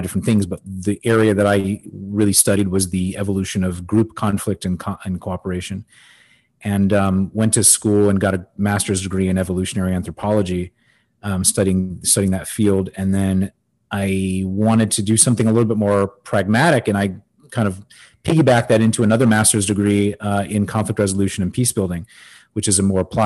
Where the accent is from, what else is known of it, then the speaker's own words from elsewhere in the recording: Los Angeles, California, United States; now in Miami, United States; I actually grew up in Los Angeles